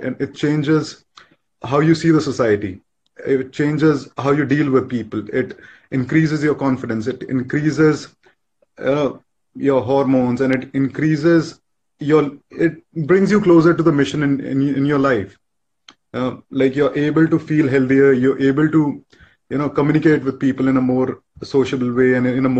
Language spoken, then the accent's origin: English; India; I am 24. I'm from India.